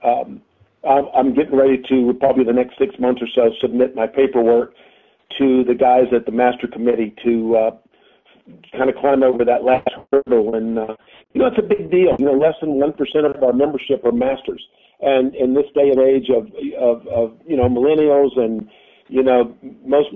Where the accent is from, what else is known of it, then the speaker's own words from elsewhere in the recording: High Point, North Carolina, United States; grew up in High Point